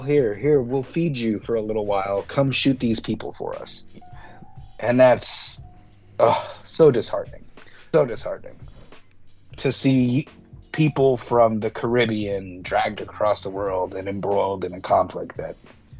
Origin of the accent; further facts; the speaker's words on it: Miami, Florida, United States; I grew up in Miami